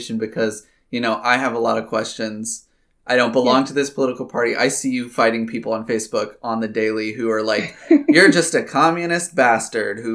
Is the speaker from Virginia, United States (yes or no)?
yes; Poquoson, Virginia, United States; growing up in Pocosin, going to school in Pocosin